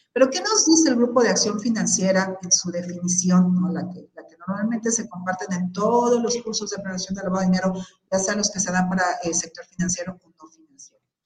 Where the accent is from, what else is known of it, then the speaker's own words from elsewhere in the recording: Mexico; ciudadanos mexicanos